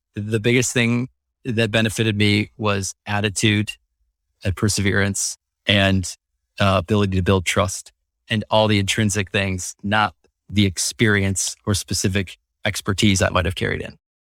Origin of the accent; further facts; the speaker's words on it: Wisconsin, United States; moved away; also born or lived in Indiana; I grew up in Wisconsin